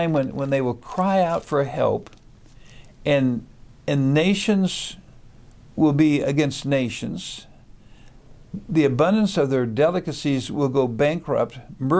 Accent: Wichita, Kansas, United States; In my hometown of Wichita, Kansas

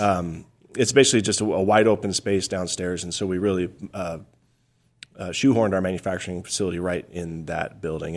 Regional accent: Payson, Arizona, United States; I grew up just a little bit north of Payson

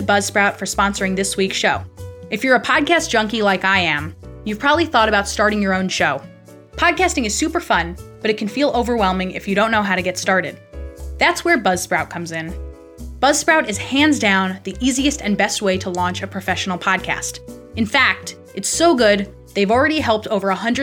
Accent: New York, United States; moved away; the house where I grew up in New York

